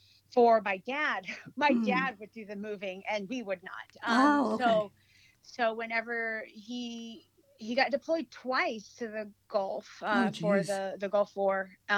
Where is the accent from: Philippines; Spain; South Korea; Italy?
Philippines; Western Visayas; English is a second language; now in United States; I'm an immigrant from the Philippines. So I was born in Negros Occidental. I came from a military family.